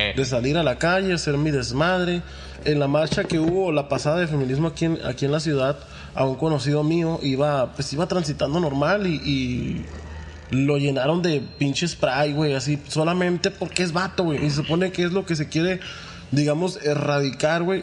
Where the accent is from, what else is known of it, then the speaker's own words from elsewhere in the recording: Mexico; como mexicanos somos hermanos